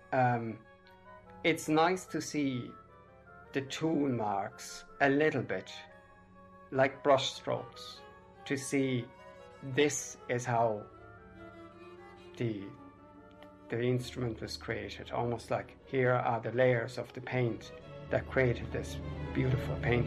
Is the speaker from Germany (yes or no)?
yes; Germany; born or raised there; also born or lived in England; now in Ireland